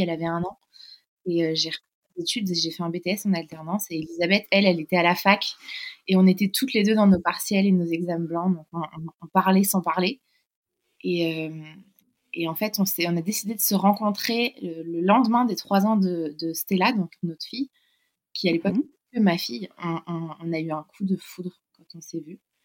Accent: Paris, Île-de-France, France; also born or lived in London; on est originaire de Paris

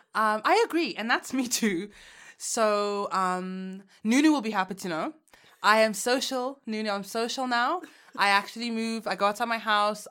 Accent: Uganda; moved away; I took a trip back home. I'm from Uganda

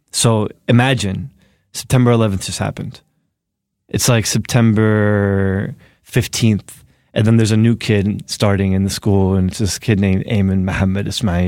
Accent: Newark, New Jersey, United States; born or raised there; also born or lived in Egypt (ancestry); now in New York City, United States

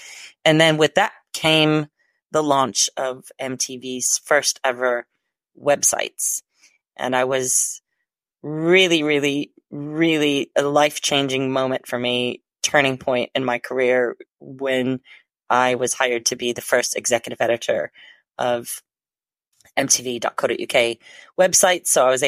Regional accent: Chicago, Illinois, United States; now in London, United Kingdom; And if you think I sound a little bit weird in my accent, it's because I'm originally from the Chicago area and been living in London for 25 plus years with a Hungarian and Austrian heritage and a Northern Irish husband.

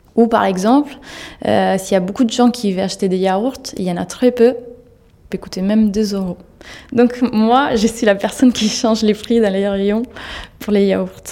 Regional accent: Italy; French is a second language; moved away as an adult; now in Paris, France; géographiquement, je viens d'Italie

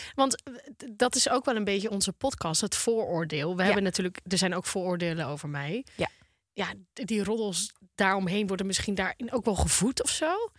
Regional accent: Volendam, North Holland, Netherlands; Ik kom uit Volendam, jongens. Wij zijn gebouwd op roddels

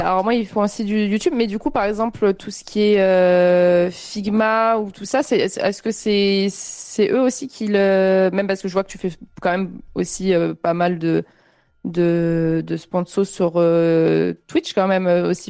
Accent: Avignon, Provence-Alpes-Côte d'Azur, France; moved away as an adult; also born or lived in Montpellier; now in Paris, France; je viens d'Avignon et j'ai fait 8 ans de, ans à Montpellier

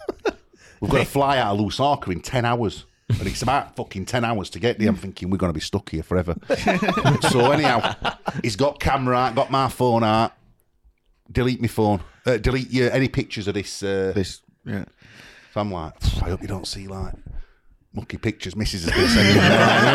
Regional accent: Sheffield, Yorkshire and the Humber, United Kingdom; I'm from Sheffield, Twin Cities, blah, blah, blah.

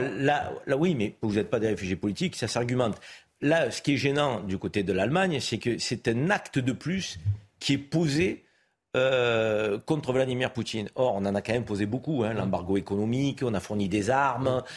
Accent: France; chez nous, en France

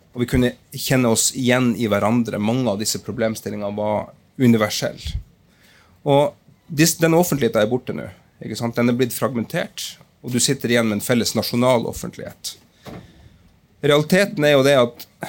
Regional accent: Lakselv, Finnmark, Norway; moved away; Og sprang i gata mine der hvor jeg hadde vokst opp

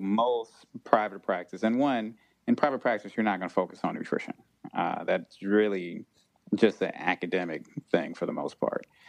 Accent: Chicago, Illinois, United States; growing up in Chicago

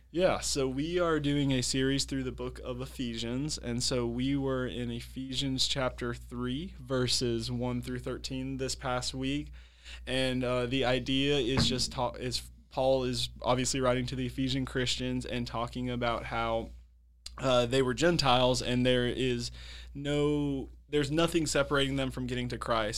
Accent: South Carolina, United States; also born or lived in Brazil; we ended up in South Carolina, pretty much grew up in South Carolina

